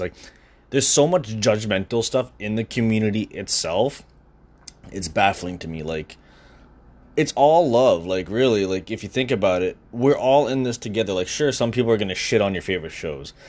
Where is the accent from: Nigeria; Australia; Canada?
Canada; Brampton, Ontario; moved away as an adult; now in Scarborough, Canada; I've moved away from where I was from. I moved from Brampton to Scarborough.